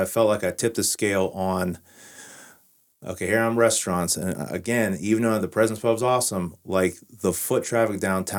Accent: Wheeling, West Virginia, United States; we used to drive to Pittsburgh, we're from Wheeling.

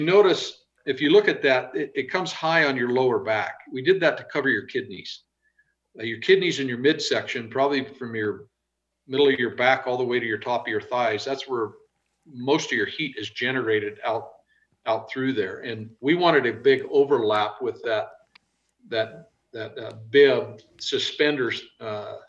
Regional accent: the West, United States; I'm from the West

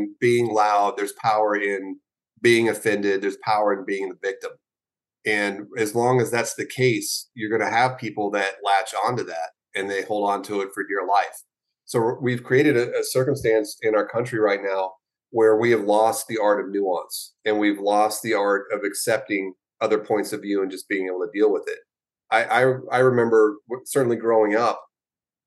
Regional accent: the South, United States; I was born in the South

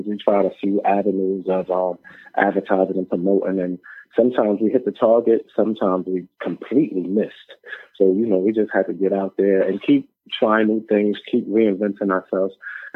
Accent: New York City, New York, United States; I am from Brownsville

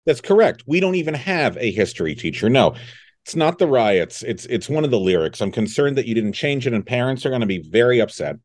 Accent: California, United States; we grew up in California

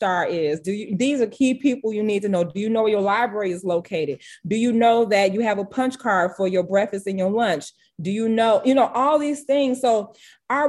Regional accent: Harvey, Illinois, United States; I'm born and raised in Harvey

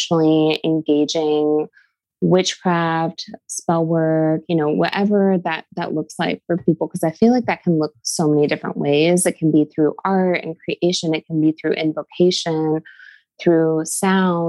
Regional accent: Seattle, Washington, United States; I am from Seattle

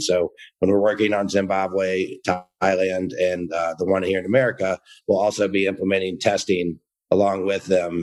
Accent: Georgia, United States; moved away; I'm from the South, uh, originally from Georgia

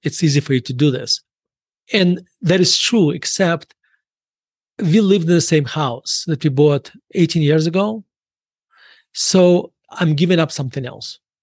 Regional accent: Murmansk, Murmansk Oblast, Russia; now in United States; When I was growing up in Russia

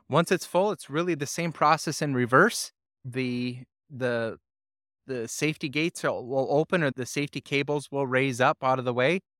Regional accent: Calumet, Michigan, United States; moved away as an adult; now in Sault Ste. Marie, United States; I was born and raised in Calumet, Michigan, where I lived up to the age of eighteen

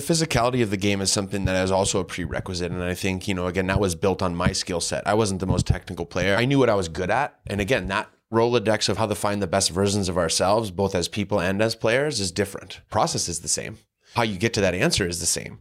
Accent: Green Bay, Wisconsin, United States; I was a kid from Green Bay, Wisconsin. I grew up in a community where there was a professional team

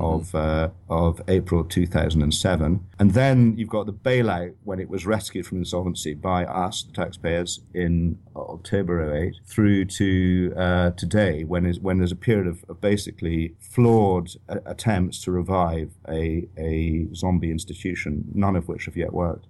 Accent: Edinburgh, Scotland, United Kingdom; also born or lived in London / Paris; I was born in Edinburgh. I went to school at Edinburgh University in Saint Andrews

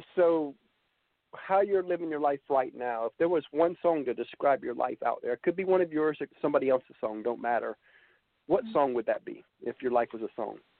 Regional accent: Georgia, United States; I was from Georgia

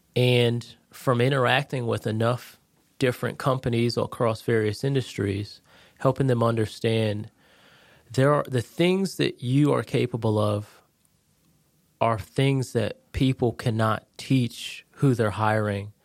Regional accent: Connecticut, United States; moved away as an adult; now in Jacksonville, United States; I'm originally from Connecticut, born and raised

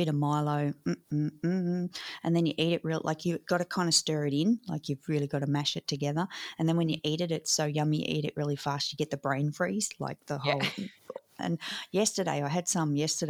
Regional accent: Australia; as all Aussie kids growing up

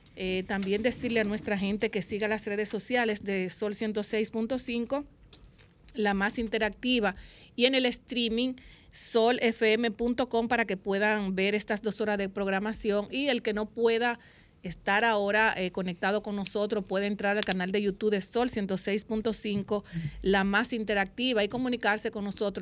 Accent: Dominican Republic; somos los dominicanos

